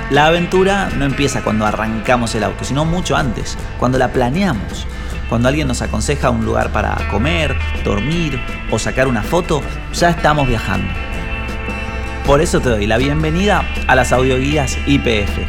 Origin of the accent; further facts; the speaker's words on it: Mendoza, Argentina; Como mendocino